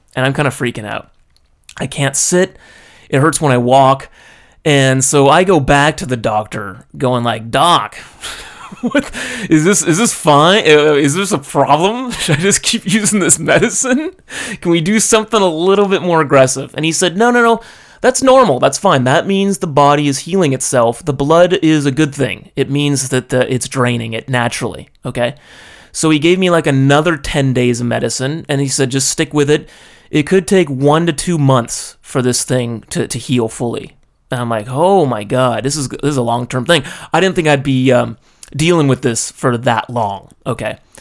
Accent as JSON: {"language": "English", "country": "United States", "tie": "born or raised there", "moved": "as an adult", "lives_now": "Japan", "said": "I'm in, uh, my own country. I speak the language. I'm with my family. I got a support network. You know, I'm in my hometown"}